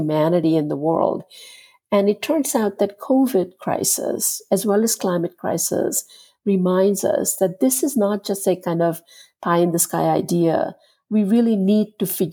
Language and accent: English; India; now in United States; born and raised in India and having studied Indian art and philosophy and culture